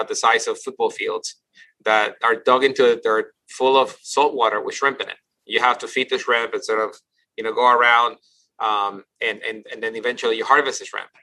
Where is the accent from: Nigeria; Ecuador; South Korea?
Ecuador; Guayaquil, Guayas; now in United States; I grew up in Guayaquil